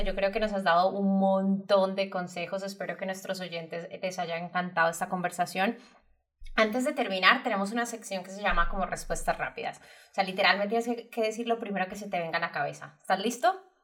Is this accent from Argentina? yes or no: no; Medellín, Antioquia, Colombia; Medellín, mi ciudad natal